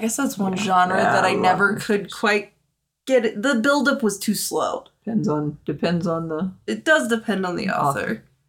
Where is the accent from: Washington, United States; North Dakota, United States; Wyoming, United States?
Wyoming, United States; growing up in Wyoming, I've been like beat over the skull with Wyoming history since the fourth grade.